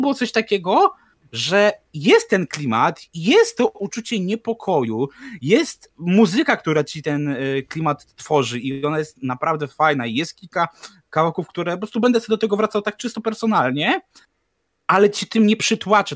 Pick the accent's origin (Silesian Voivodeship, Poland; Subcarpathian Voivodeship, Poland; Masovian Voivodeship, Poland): Masovian Voivodeship, Poland; Warsaw; jesteś warszawiakiem